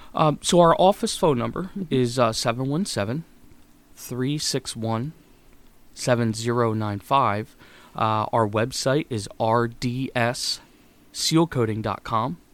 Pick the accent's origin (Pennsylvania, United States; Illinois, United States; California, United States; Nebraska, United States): Pennsylvania, United States; Mifflinburg; moved away as an adult; now in Elizabethtown, United States; I grew up in Mifflinburg, Pennsylvania, which is about an hour and a half north of here